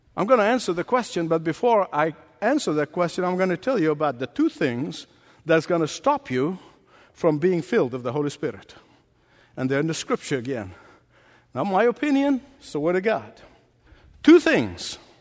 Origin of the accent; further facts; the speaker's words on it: Egypt; moved away as an adult; The first 19 years of my life was spent growing up in Egypt.